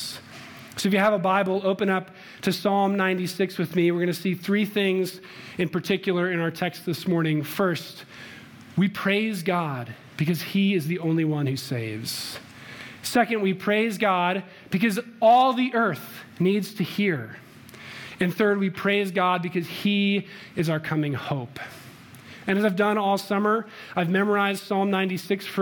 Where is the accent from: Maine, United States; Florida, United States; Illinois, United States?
Illinois, United States; Chicago; now in Littleton, United States; I'm from Chicago